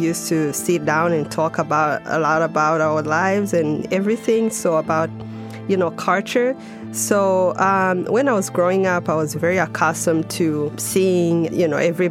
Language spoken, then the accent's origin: English; Rwanda; growing up in Rwanda, for me, I was very fortunate to be able to have both parents